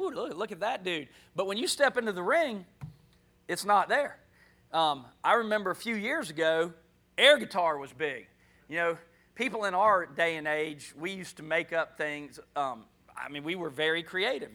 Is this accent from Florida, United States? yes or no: yes; Jacksonville, Florida, United States; moved away; also born or lived in Louisiana; I'm from Florida. Actually, I was born in NAS, Jacksonville. But I was in Louisiana at the time, moved here from Louisiana